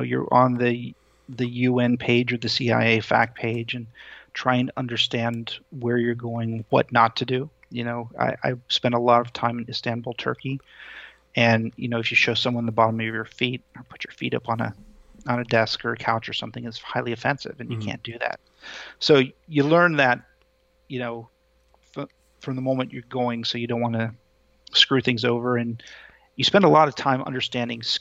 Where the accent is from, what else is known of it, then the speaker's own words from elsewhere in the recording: United States; as an American